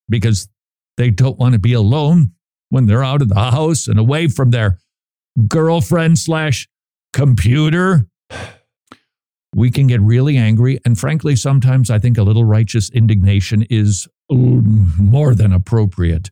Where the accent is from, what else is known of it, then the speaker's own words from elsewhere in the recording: Minnesota, United States; Minnesota, my home state.